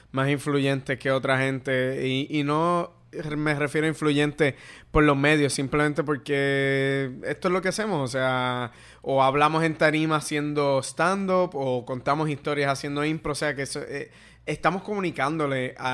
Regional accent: Guaynabo, Puerto Rico; porque yo, soy de Guaynabo.

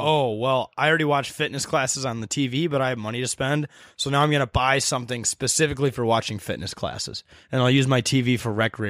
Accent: United States; I was born in America.

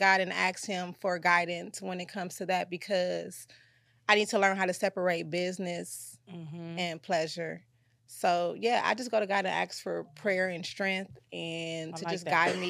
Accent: Los Angeles, California, United States; born and raised LA, of course, Cali girl.

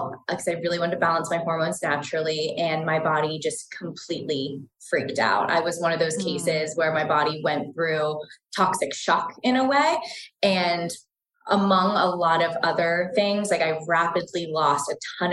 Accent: East Coast, United States; moved away; I'm from the East Coast originally and just grew up in a very traditional household

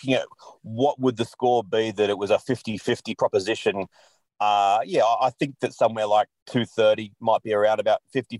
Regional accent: Australia; I thought, as an Australian, absolutely.

